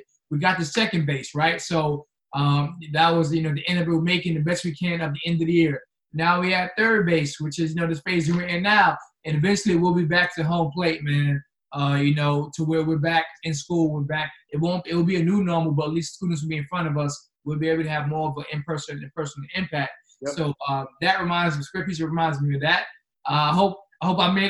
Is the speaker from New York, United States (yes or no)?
yes; New York City, New York, United States; now in Charlotte, United States; I'm from Queens, New York. So I grew up in Queens